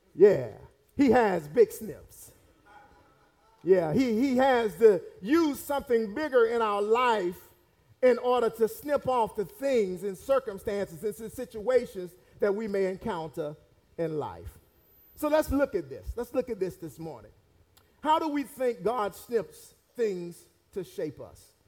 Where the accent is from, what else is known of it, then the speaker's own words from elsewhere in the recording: Raleigh, North Carolina, United States; I actually grew up in Raleigh, but I grew up in Raleigh